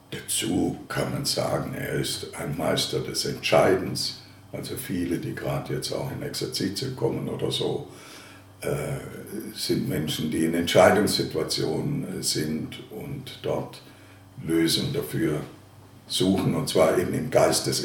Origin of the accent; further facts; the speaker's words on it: Ravensburg, Baden-Württemberg, Germany; now in Dresden, Germany; Geboren bin ich in der Gegend des Bodensees in Ravensburg. Manche kennen vielleicht die Ravensburger Spiele, also von dort komme ich her.